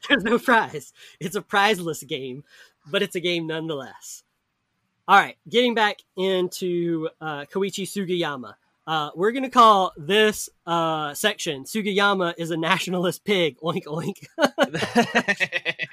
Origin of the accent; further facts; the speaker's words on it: the South, United States; I grew up in the South